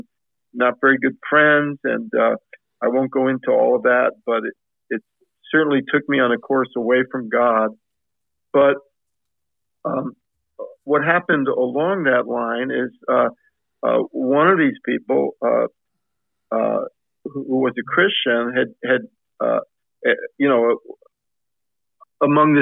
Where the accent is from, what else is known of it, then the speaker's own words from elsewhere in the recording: New York metropolitan area, northern New Jersey, United States; I grew up in the New York metropolitan area, northern New Jersey, very culturally Jewish